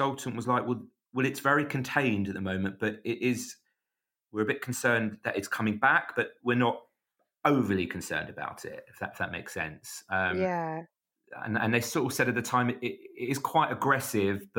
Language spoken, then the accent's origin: English; London, United Kingdom; I'm from North London